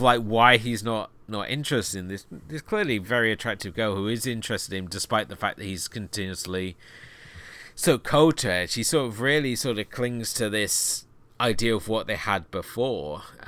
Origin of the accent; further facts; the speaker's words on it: United Kingdom; I'm being a Brit